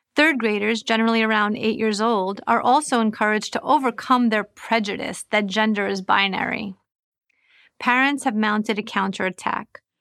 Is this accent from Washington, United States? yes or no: no; New York, United States; moved away as an adult; now in Florida, United States; I moved from New York, where I had lived my entire life, to Florida to protect my children